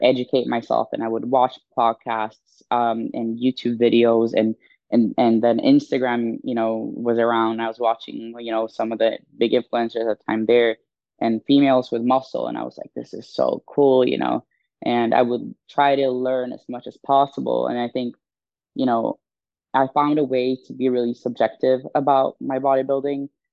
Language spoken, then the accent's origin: English; Stockholm, Stockholm County, Sweden; moved away as an adult; now in United States; I was born and raised in Stockholm, Sweden